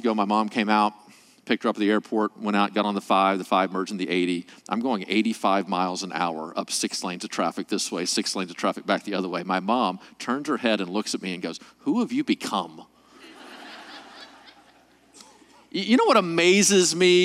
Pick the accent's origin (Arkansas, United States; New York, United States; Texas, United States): Arkansas, United States; moved away as an adult; now in California, United States; I'm actually from Arkansas, moved to California 2.5 years ago